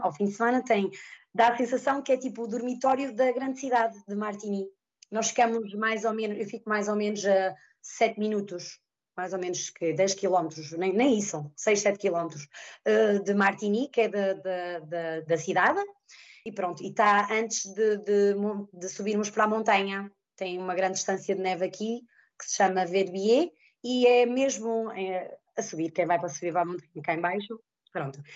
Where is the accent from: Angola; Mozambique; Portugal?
Portugal; Trás-os-Montes; moved away as an adult; also born or lived in Azores / Ribeira Grande; now in Switzerland; Eu sou transmontana